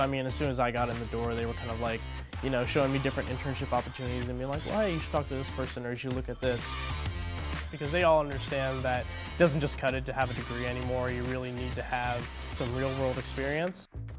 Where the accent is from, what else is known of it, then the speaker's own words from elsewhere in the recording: Cincinnati, Ohio, United States; moved away as an adult; now in Lincoln, United States; I'm from Cincinnati, Ohio, and I'm a journalism major at the University of Nebraska-Lincoln.